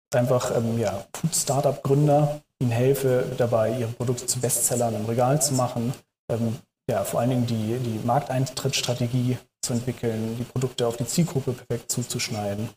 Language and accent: German; Hamburg, Germany; moved away as an adult; now in Berlin, Germany; Ich komme gebürtig aus Hamburg und äh, wohne jetzt seit 2014 in Berlin